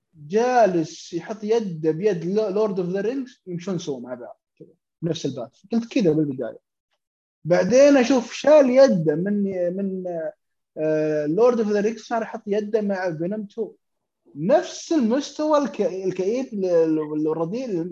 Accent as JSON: {"language": "Arabic", "country": "Saudi Arabia", "said": "عندنا في السعوديه"}